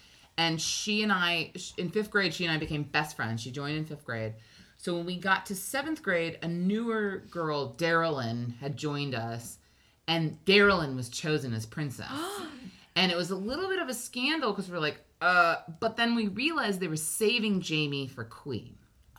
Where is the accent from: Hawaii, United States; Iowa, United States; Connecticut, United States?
Hawaii, United States; If you want to know what, like, growing up in Hawaii, that's a thing I did